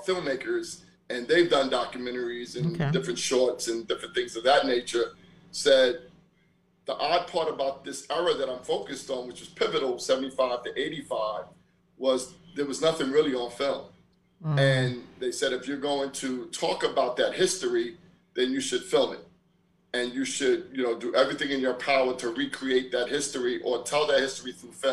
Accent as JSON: {"language": "English", "town": "New York City", "region": "New York", "country": "United States", "tie": "born or raised there", "said": "my life growing up in Brooklyn"}